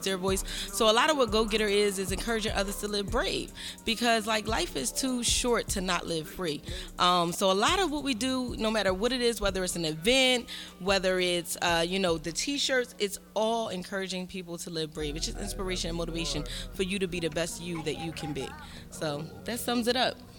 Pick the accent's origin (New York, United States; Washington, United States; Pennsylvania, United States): Pennsylvania, United States; Philadelphia; I'm from Philadelphia. You know, I'm Philadelphia native, born and raised